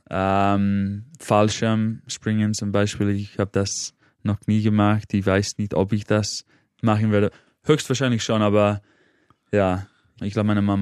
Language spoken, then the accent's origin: German; Manchester, North West England, United Kingdom; moved away as an adult; also born or lived in Cambridge; now in Vienna, Austria; Ich wohne seit acht Jahren in Wien, aber ursprünglich komme ich aus Manchester